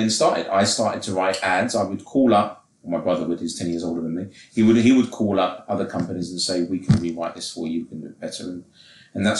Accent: England, United Kingdom; I'm English

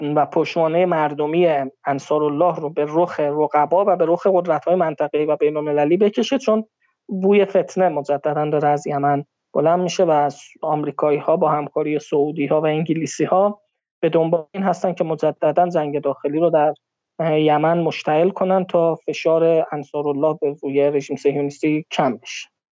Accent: Iran; بنده به عنوان یک ایرانی

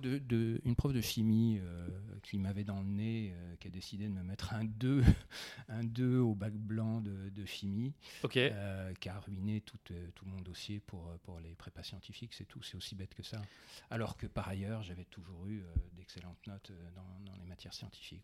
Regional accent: Besançon, Bourgogne-Franche-Comté, France; je suis provincial, j'ai grandi à Besançon

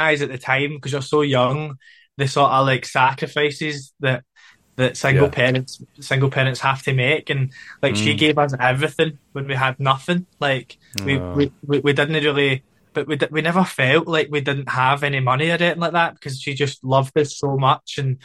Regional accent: Glasgow, Scotland, United Kingdom; I grew up in the east end of Glasgow

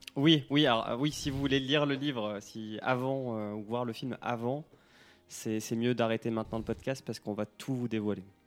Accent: Normandy, France; chez moi en Normandie

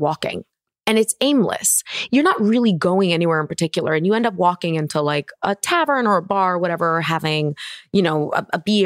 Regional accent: Barcelona, Catalonia, Spain; now in Los Angeles, United States; I'm born and raised in Barcelona

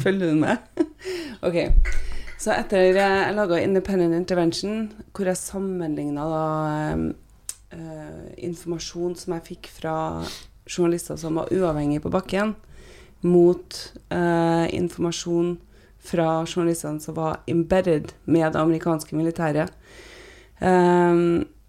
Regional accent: Trondheim, Trøndelag, Norway; moved away as an adult; also born or lived in United States; hvordan jeg vokste opp i, i Trondheim

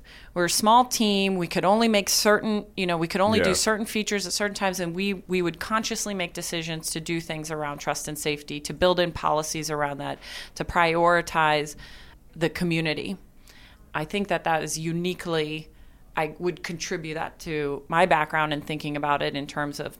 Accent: Alabama, United States; I think I also saw how important that community was as an sort of an outsider, particularly growing up in Alabama.

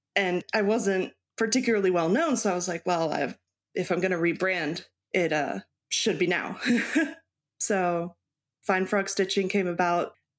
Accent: Baltimore, Maryland, United States; also born or lived in Mexico / Texas; now in Wisconsin, United States; I was born in Baltimore, Maryland.

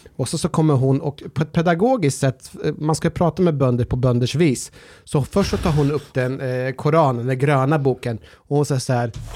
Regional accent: Norrköping, Östergötland, Sweden; när jag var liten och bodde i Norrköping

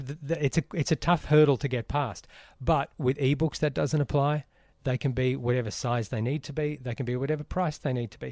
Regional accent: Brisbane, Queensland, Australia; growing up in Brisbane

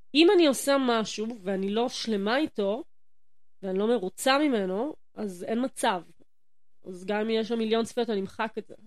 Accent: Yehud, Central District, Israel; moved away as an adult; also born or lived in Jerusalem; ואני כולה ביהוד

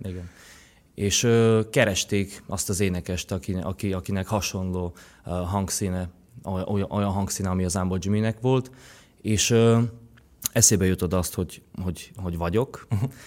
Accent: Šaľa, Nitra Region, Slovakia; first language Slovak; Hungarian is a second language; moved away as an adult; now in Hungary; Vágsein, ahol, ahol nőttem fel, ott, ö, beszélnek magyarul is

